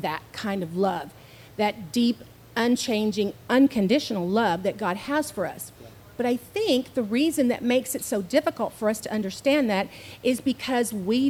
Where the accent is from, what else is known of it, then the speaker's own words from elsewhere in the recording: Houston, Texas, United States; now in San Antonio, United States; when I was a little girl growing up in Houston, Texas